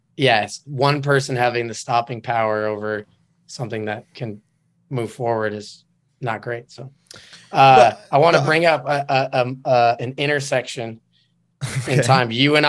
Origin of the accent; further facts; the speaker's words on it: Enumclaw, Washington, United States; moved away as an adult; now in California, United States; I'm from Enumclaw, Washington.